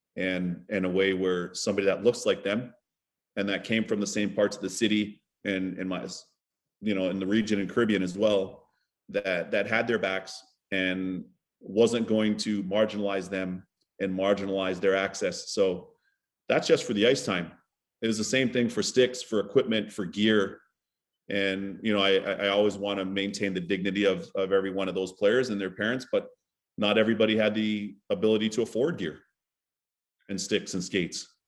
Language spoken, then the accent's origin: English; Toronto, Ontario, Canada; also born or lived in Barbados; my hometown of, of Scarborough, back in Toronto, back in Barbados